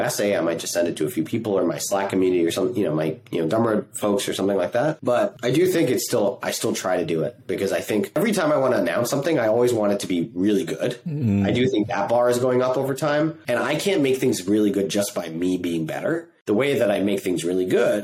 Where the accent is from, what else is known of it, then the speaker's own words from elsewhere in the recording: Singapore; moved away; I grew up in Singapore